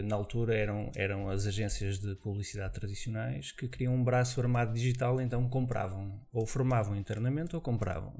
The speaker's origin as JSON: {"language": "Portuguese", "town": "Viana do Castelo", "region": "Norte", "country": "Portugal", "tie": "born or raised there", "also_born_or_lived": "Mozambique / Vila Real / Lisbon", "moved": "as an adult", "said": "vim para Portugal com 5 anos de idade. Uh, vim para Viana do Castelo, portanto, onde passei lá a minha infância toda."}